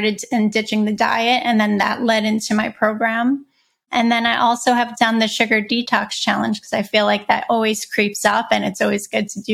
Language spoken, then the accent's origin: English; New York City, New York, United States; I grew up in Brooklyn.